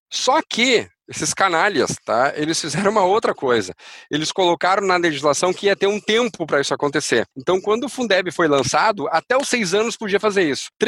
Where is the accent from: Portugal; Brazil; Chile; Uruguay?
Uruguay; born there; Portuguese is a second language; Eu, nasci no Uruguai